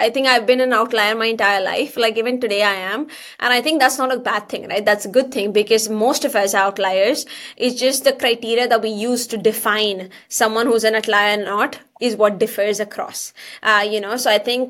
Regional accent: India; moved away as an adult; now in Canada; I come from India originally

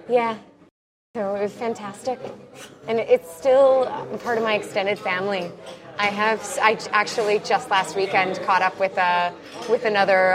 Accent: Canada; I'm a Canadian with Scottish roots.

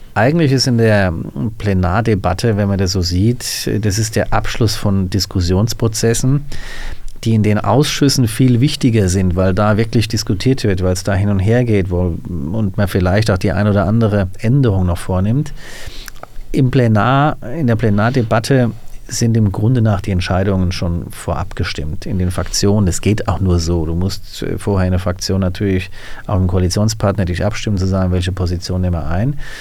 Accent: Hüttengesäß, Hesse, Germany; also born or lived in Hanau; now in Langenselbold, Germany; bin ich aufgewachsen als Kind in Hüttengesäß.

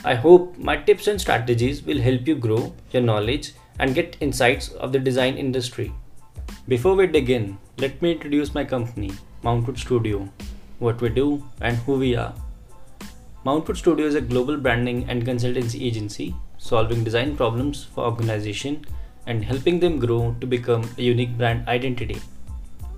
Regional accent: Solan, Himachal Pradesh, India; This is also my hometown from where everything started

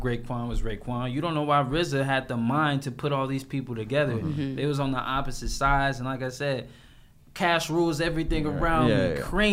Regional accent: Lithonia, Georgia, United States; I'm from Latonia, Georgia

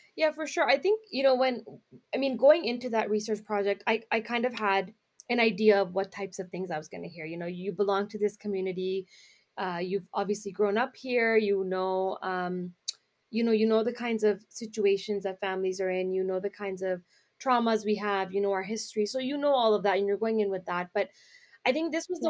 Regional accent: Brampton, Ontario, Canada; we're in the Brampton area because that's where I'm from. That's where I grew up

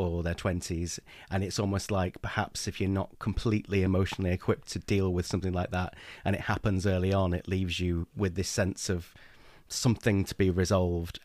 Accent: England, United Kingdom; I'm English

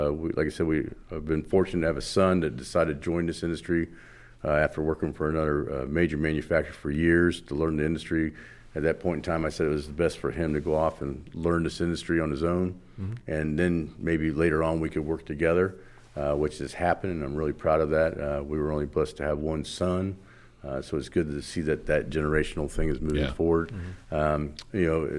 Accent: Florida, United States; very young about stopping the ag guys from just dumping everything in the waters in Florida, because I grew up in Florida, because of all the things that were happening to our freshwater lakes.

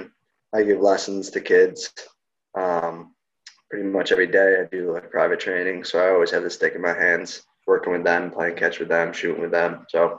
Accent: Greece, New York, United States; also born or lived in Victor, New York; I'm from Rochester, but I was originally from a town in Rochester across the city there from where I ended up. So I grew up in Greece, which is about 30 minutes from Victor, which is where I ended up going to high school

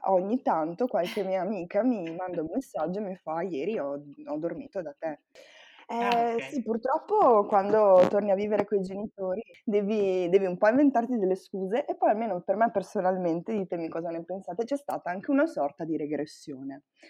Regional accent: Pigozzo, Italy; quando ero ragazzina vivevo a Pigozzo, che per chi non lo sapesse è un paese in culo ai lupi

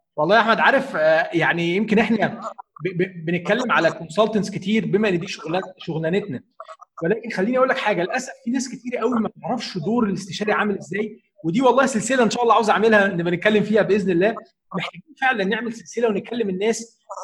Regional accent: Egypt; عندنا في مصر

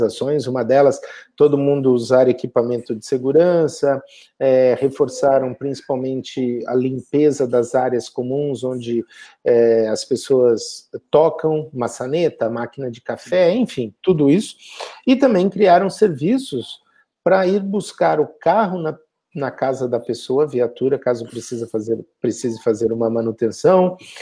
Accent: Brazil; moved away

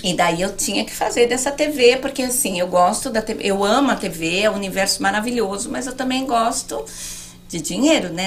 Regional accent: Americana, São Paulo, Brazil; moved away as an adult; also born or lived in Alphaville; now in Miami, United States; eu sou de Americana, bem longe

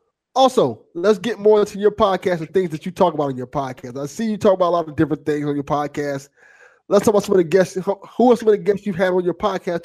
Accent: Miami, Florida, United States; because I'm from Miami. I'm in Miami.

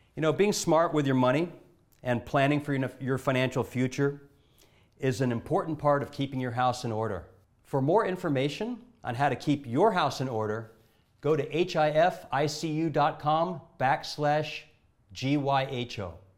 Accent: Honolulu, Hawaii, United States; I'm from Honolulu, Hawaii

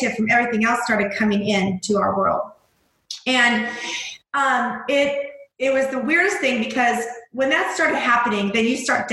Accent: Missouri, United States; I'm a mom from Missouri

